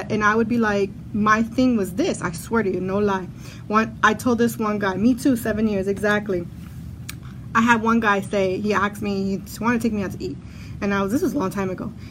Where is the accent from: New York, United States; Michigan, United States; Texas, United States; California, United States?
New York, United States; Brooklyn; I'm from Brooklyn too